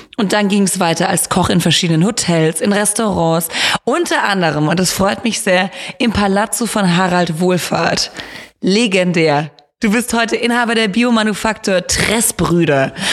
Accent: Rottweil, Baden-Württemberg, Germany; ich komme ja aus Rottweil

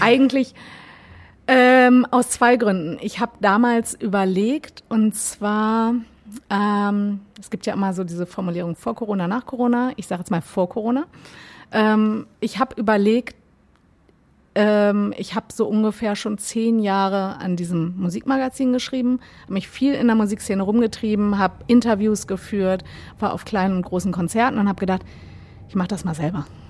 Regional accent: Gifhorn, Lower Saxony, Germany; also born or lived in Berlin; now in Hamburg, Germany; Ich komme aus der Nähe von Wolfsburg

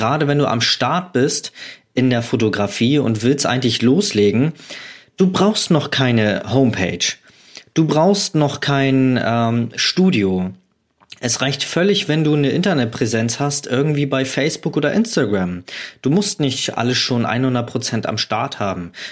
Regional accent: Hamburg, Germany; Ich komme aus Hamburg und habe da startende Flugzeuge fotografiert.

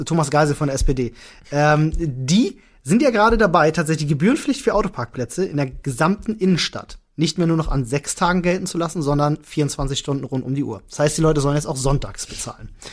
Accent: Berlin, Germany; Ich bin Berliner

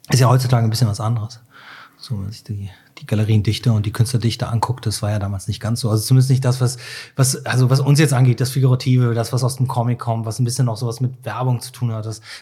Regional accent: Cologne, North Rhine-Westphalia, Germany; als Kölner kommt man ja so selten nach Düsseldorf, ne?

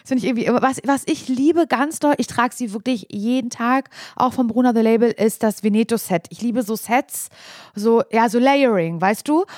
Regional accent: Parchim, Mecklenburg-Vorpommern, Germany; also born or lived in Möderitz; Davor hab ich mit meinen Eltern, äh, in der Weststadt in Parchim gewohnt.

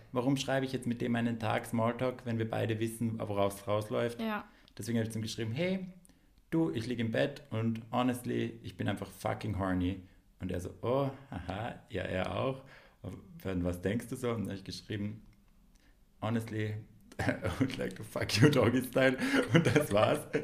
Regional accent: Graz, Styria, Austria; moved away as an adult; now in Vienna, Austria; dass ich halt aus, aus Graz bin, aber jetzt schon seit zehn Jahren in Wien wohne.

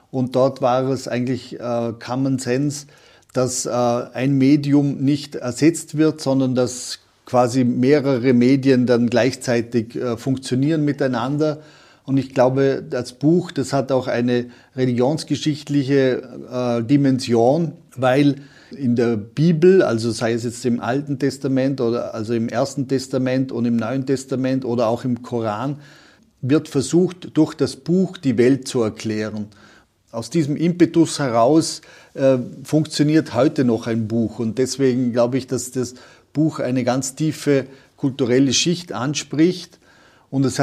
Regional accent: Vorarlberg, Austria; der Franz Jägerstätter hier in Oberösterreich oder bei uns in Vorarlberg war das der Provikar Karl Lampert

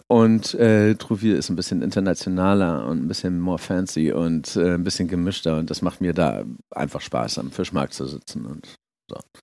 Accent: Hamburg, Germany; moved away as an adult; also born or lived in Schleswig-Holstein; now in France; ich komme aus Hamburg

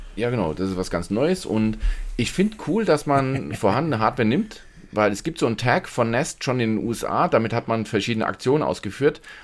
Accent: Germany; bei uns in Deutschland

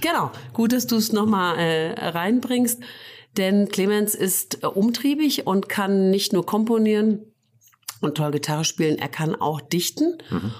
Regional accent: Fulda, Hesse, Germany; ich bin in Fulda geboren, ja. Und habe aber dann eine Zeit lang auf dem Dorf im Hinterland gewohnt

